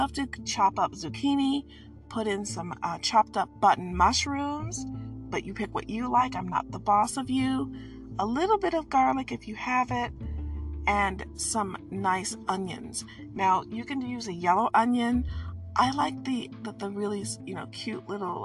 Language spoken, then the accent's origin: English; Midwest, United States; I'm from the Midwest